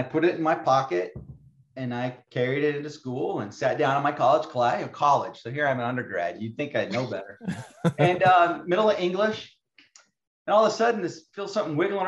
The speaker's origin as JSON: {"language": "English", "region": "Arizona", "country": "United States", "tie": "born or raised there", "said": "I grew up in Arizona"}